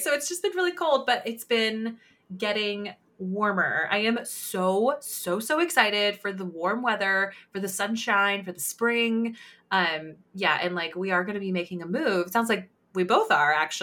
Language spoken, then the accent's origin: English; California, United States; now in Pacific Northwest, United States; growing up in California